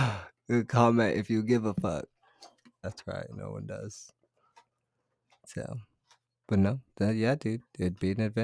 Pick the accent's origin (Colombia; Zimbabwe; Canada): Canada; accent: Canadian; Ashton says he always loves my Canadian accent.